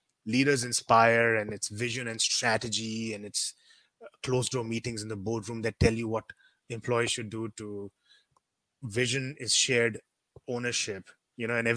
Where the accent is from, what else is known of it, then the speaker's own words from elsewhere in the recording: India; moved away; also born or lived in Thailand; being an Indian, we tend to talk very fast